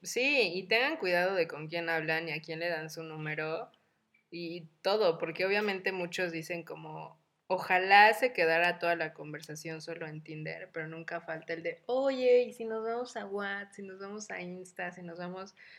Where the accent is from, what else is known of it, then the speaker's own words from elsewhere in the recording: Mexico; las tres somos mexicanas como buenas latinas